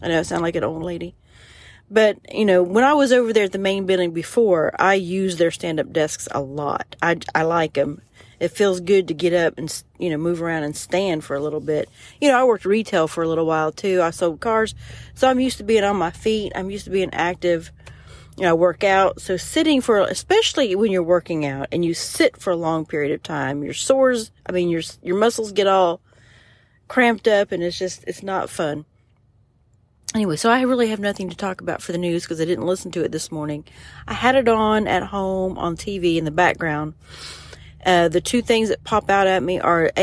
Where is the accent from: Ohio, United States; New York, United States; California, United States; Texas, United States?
Ohio, United States; moved away; I'm from Ohio